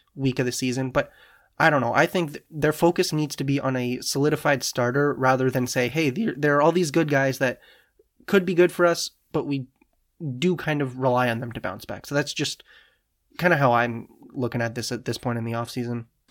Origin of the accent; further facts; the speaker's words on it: Canada; as a Canadian